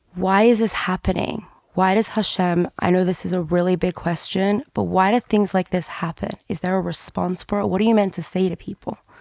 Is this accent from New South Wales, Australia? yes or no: yes; Sydney, New South Wales, Australia; moved away; I'm from Sydney